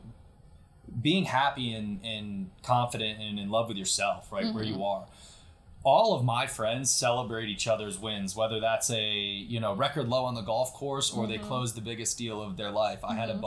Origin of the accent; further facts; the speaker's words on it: Connecticut, United States; now in Atlanta, United States; I lived growing up in a small town in Connecticut